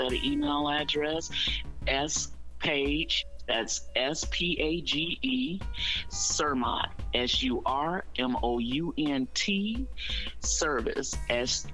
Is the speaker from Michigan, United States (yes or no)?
yes; Detroit, Michigan, United States; I was born and raised over on the North End. I actually still live over on the North End right now